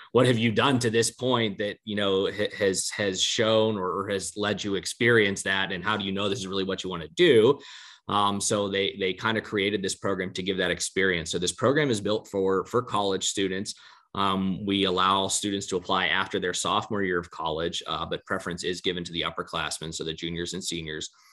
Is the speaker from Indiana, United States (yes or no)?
no; Johnstown, Pennsylvania, United States; i get to practice in my hometown